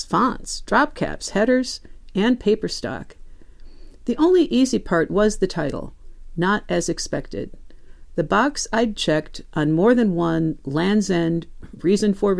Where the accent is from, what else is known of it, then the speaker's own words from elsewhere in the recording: Midwest, United States; moved away; I'm originally a Midwesterner